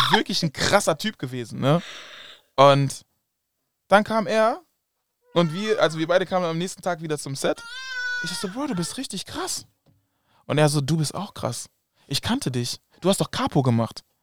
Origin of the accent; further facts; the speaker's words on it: Germany; also born or lived in Kumasi, Ghana (family roots); aus Deutschland zu kommen